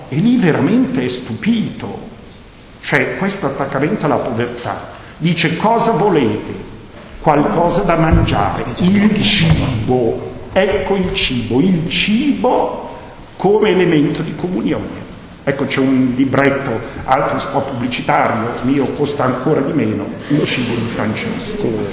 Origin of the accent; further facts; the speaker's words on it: Bergamo, Lombardy, Italy; first language Bergamasque; Italian is a second language; sono bergamasco, eh. la mia lingua madre è il bergamasco